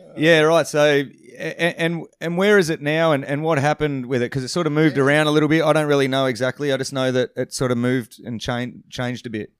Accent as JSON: {"language": "English", "town": "Perth", "region": "Western Australia", "country": "Australia", "tie": "born or raised there", "said": "as a grommet growing up in Perth and surfing."}